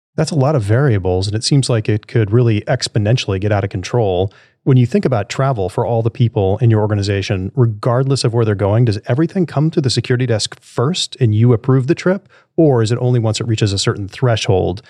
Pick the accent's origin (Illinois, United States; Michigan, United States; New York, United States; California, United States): New York, United States; New York City; moved away; I grew up in New York City when I was young